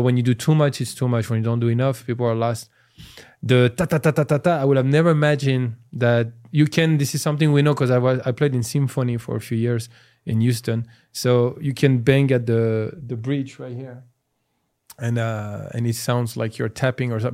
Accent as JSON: {"language": "English", "country": "France", "tie": "born or raised there", "also_born_or_lived": "Iran", "accent": "French", "second_language": "English", "moved": "as an adult", "lives_now": "United States", "said": "I'm from France, so, until I was nineteen"}